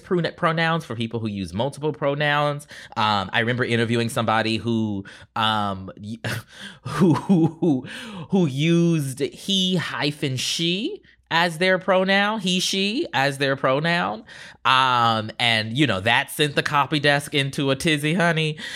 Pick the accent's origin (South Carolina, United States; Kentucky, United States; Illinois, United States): South Carolina, United States; Charleston; growing up in Charleston, South Carolina.